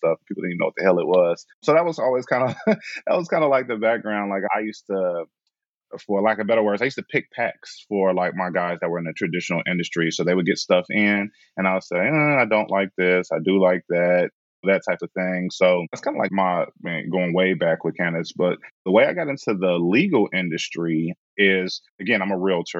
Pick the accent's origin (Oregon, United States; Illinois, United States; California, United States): Illinois, United States; Chicago; I am from Chicago